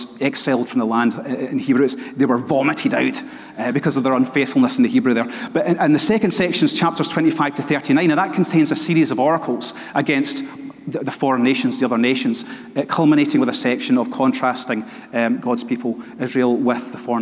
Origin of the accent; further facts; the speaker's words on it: Dunoon, Scotland, United Kingdom; also born or lived in Glasgow; for a large part of my childhood, I grew up in Dunoon